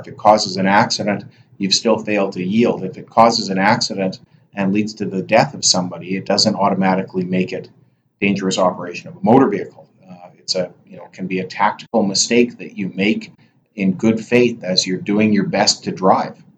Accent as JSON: {"language": "English", "region": "Alberta", "country": "Canada", "tie": "born or raised there", "said": "Alberta, and I grew up in Alberta"}